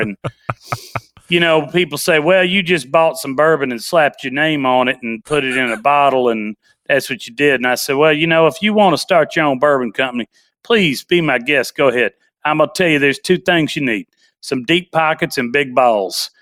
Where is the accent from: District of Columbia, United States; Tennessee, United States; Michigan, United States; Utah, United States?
Tennessee, United States; Nashville; born and raised in Nashville, Tennessee